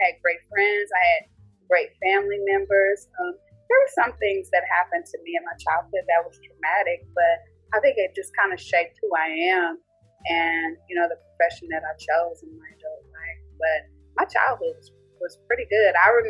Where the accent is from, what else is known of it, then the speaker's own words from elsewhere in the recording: Texas, United States; also born or lived in Frankfurt, Germany / Georgia / Louisiana; I'm an Army brat. So I was born in Frankfurt, West Germany. So I lived in Germany for a while, lived in Georgia, went to Louisiana, and then came to Texas. And I've been in Texas ever since I was probably in the second or third grade.